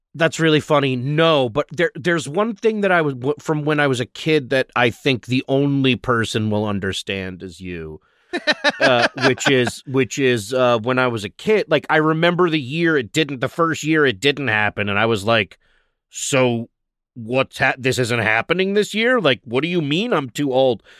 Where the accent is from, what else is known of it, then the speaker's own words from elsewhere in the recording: New York, United States; moved away as an adult; now in Los Angeles, United States; being in Los Angeles as a New Yorker